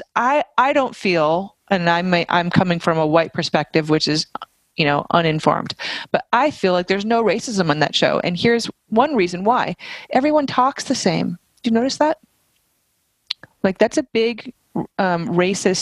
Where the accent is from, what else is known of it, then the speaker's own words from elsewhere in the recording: Vermont, United States; I'm from Vermont.